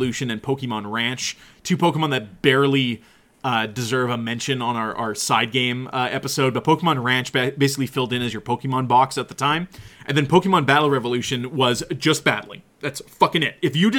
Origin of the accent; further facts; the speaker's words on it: Canada; we're from Canada